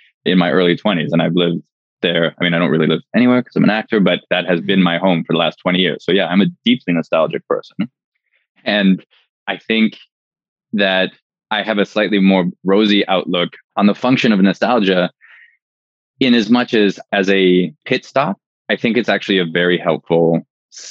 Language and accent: English; Canada; I'm Canadian